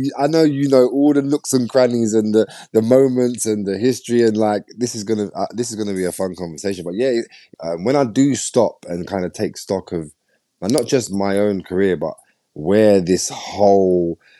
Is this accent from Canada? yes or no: no; London, United Kingdom; Growing up in East London, I think East London and specifically where I grew up in Bow in Tower Hamlets, which was so multicultural and so mixed.